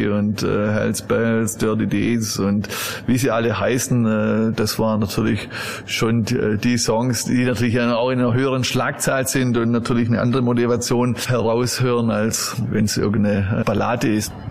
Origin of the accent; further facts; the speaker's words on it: Southern Germany, Germany; aber ich bin in Süddeutschland aufgewachsen.